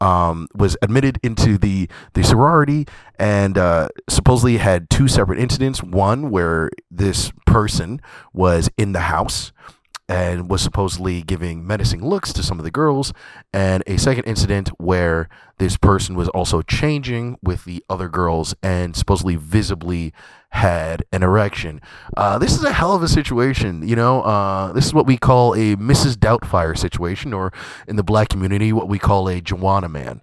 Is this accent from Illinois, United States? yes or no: no; Scotch Plains, New Jersey, United States; moved away; I am back here in Scotch Plains, New Jersey. If you guys know a little bit about me, this is my hometown. I'm actually in the room that I grew up in.